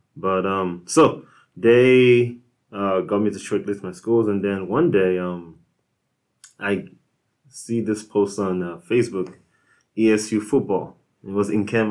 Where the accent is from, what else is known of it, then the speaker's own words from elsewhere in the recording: Nigeria; moved away as an adult; now in United States; I am from Nigeria, um, and uh, lived there like throughout like you know so high school